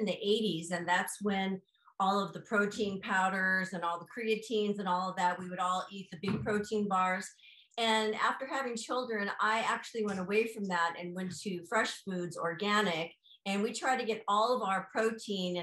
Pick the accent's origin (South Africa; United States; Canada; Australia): United States; Maui, Hawaii; growing up in Maui instilled the love for the outdoors and the ocean